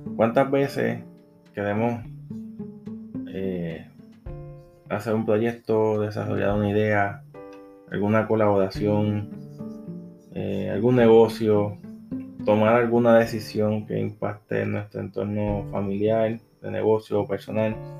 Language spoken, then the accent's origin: Spanish; Puerto Rico; soy de Puerto Rico